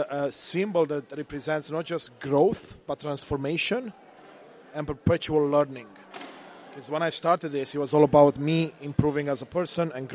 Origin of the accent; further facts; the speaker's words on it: Romania; now in Canada; I was born in Eastern Europe, Romania, during the communist time